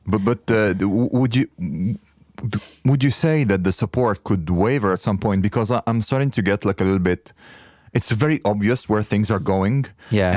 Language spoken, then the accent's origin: English; Egypt; moved away; I come from Egypt